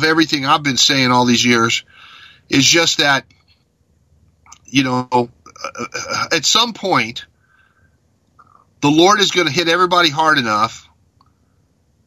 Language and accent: English; Mexico; moved away; I grew up in Mexico, where in every village there's a big cathedral